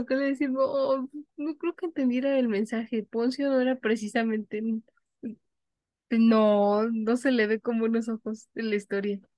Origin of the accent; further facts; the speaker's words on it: Mexico; se nos reconoce como ciudadanos mexicanos al momento que cumplimos los 18 años